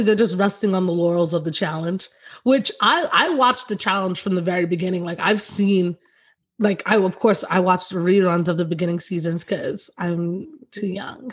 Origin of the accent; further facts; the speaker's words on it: New York, United States; I'm from New York